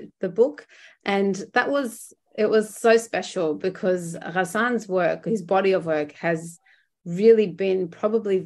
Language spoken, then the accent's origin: English; Australia; us as Arab Australian, you know, activists and academics and writers